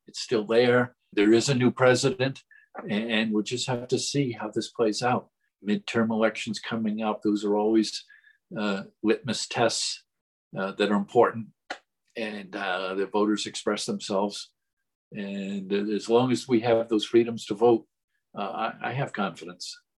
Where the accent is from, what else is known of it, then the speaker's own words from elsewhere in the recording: Rhode Island, United States; my home state.